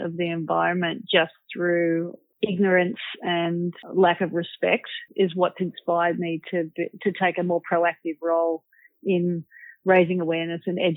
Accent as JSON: {"language": "English", "town": "Manly", "region": "New South Wales", "country": "Australia", "tie": "born or raised there", "said": "growing up in Manly as a kid"}